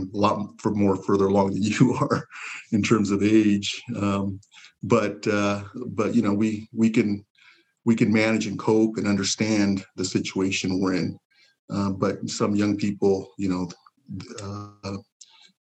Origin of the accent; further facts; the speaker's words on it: Pasadena, California, United States; also born or lived in Zacatecas, Mexico; I was born in Zacatecas, Mexico. In a small, really a village, farming village. My parents brought me to Pasadena at age 5. Pasadena is home